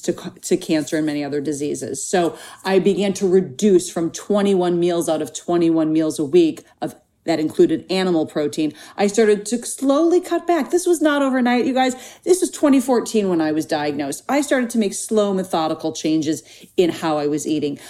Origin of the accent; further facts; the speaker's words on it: Minnesota, United States; now in Los Angeles, United States; when I was growing up in Minnesota